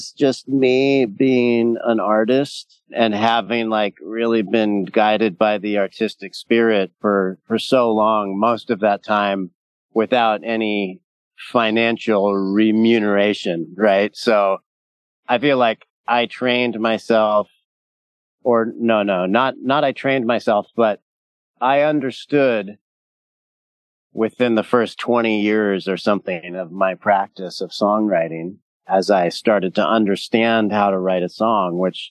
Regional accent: Southern California, United States; I was raised in Southern California

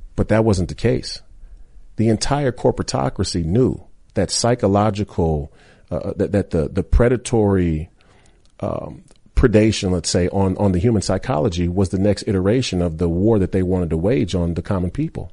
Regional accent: Minneapolis, Minnesota, United States; I went to the University of Minnesota, which is in my hometown

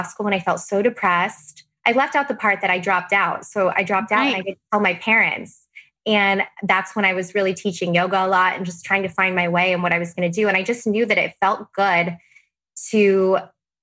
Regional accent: Arizona, United States; moved away as an adult; now in San Diego, United States; I'm from Arizona originally, and I moved to law school in San Diego, which is where I currently still live.

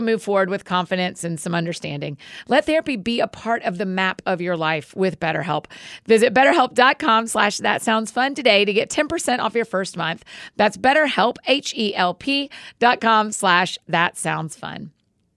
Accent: the South, United States; I'm from the South.

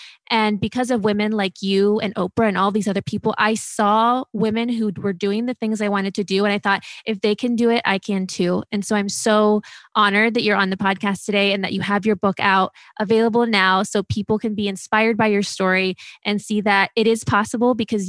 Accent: Ohio, United States; And, you know, I'm from Ohio. I'm from a small town.

